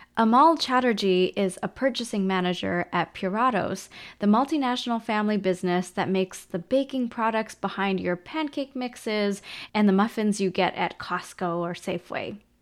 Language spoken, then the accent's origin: English; Canada; as a kid growing up in Canada